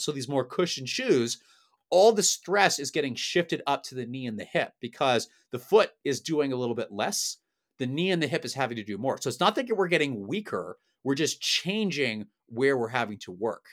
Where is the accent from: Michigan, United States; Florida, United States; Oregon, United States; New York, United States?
Oregon, United States; now in Los Angeles, United States; I am from Oregon